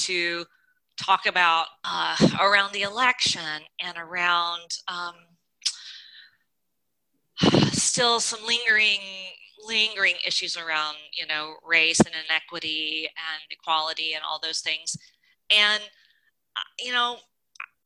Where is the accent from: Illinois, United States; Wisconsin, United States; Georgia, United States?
Georgia, United States; my background, I grew up in Georgia.